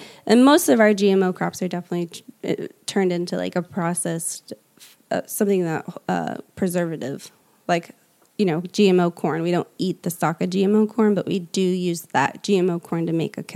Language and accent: English; Indiana, United States; moved away as an adult; also born or lived in California; I'm from Indiana. Like I literally was probably smoked out with like Roundup because I'm surrounded by farm where I grew up